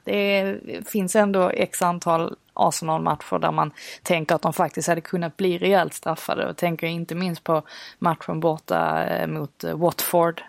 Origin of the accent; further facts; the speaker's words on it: Sweden; jag var svensk